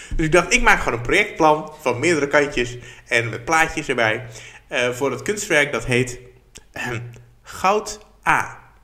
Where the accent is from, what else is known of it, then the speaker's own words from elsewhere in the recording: Barneveld, Gelderland, Netherlands; in Barneveld, waar ik vandaan kom